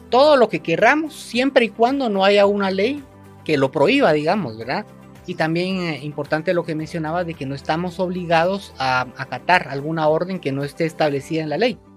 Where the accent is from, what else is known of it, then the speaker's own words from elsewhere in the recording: Guatemala; para poder hacer valer ese derecho que tenemos como guatemaltecos.